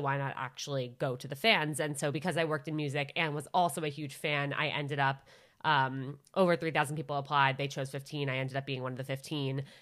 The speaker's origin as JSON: {"language": "English", "area": "Westchester County", "region": "New York", "country": "United States", "also_born_or_lived": "Syracuse", "said": "I'm from a suburb of New York, Westchester County."}